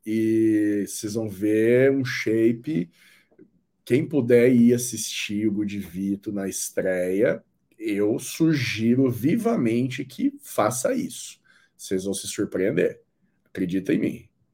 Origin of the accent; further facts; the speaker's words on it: Londrina, Paraná, Brazil; eu sou de Londrina